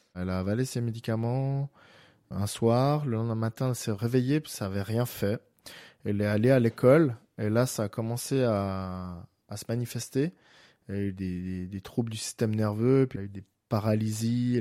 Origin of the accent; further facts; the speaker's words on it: Geneva, Switzerland; j'habite Genève, je suis né à Genève.